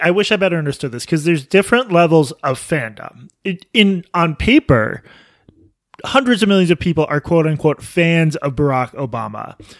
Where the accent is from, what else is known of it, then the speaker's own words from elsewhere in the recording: United Kingdom; I'm British.